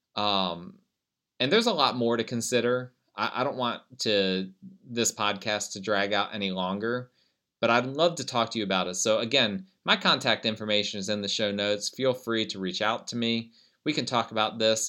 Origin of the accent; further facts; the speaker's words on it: United States; I'm an American